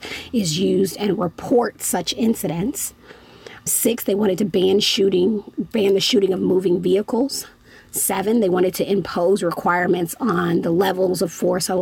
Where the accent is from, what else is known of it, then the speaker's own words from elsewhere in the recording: Chicago, Illinois, United States; I'm from the Chicagoland area